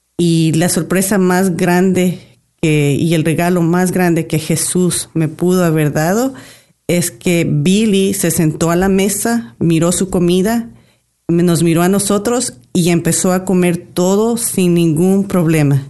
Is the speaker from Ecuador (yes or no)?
yes; Ecuador; Llevamos 25 años de casados y vivimos, venimos de Ecuador